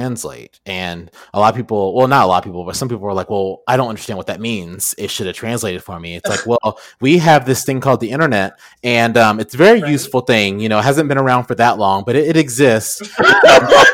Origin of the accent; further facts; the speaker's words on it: Texas, United States; being Texan